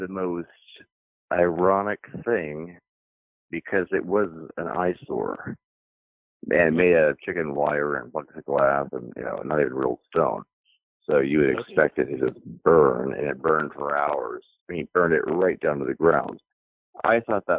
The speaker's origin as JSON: {"language": "English", "town": "Dayton", "region": "Ohio", "country": "United States", "tie": "born or raised there", "also_born_or_lived": "Vermont / New York / Seattle", "moved": "as an adult", "said": "I grew up for 18 years here"}